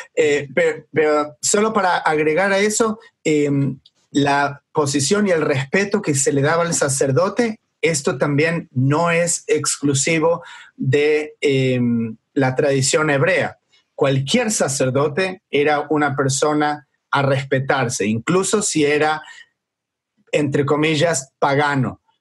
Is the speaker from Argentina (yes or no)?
yes; Argentina; moved away; me, acuerdo de mi niñez, de estar en Argentina